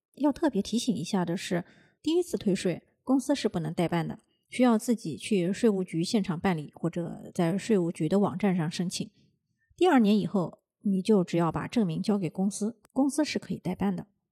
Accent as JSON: {"language": "Chinese", "country": "China", "moved": "yes", "lives_now": "Japan", "said": "我们中国人要是有了闲钱，会有这个置业的习惯"}